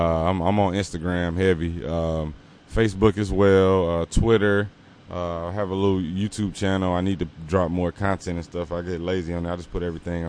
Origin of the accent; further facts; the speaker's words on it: South Carolina, United States; I'm from South Carolina